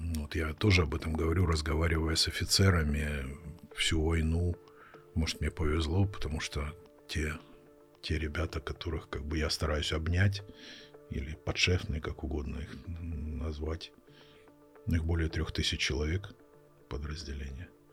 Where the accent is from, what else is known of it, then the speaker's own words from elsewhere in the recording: Russia; moved away as an adult; now in Kharkiv, Ukraine; я родился и вырос в России, Я там 18 лет прожил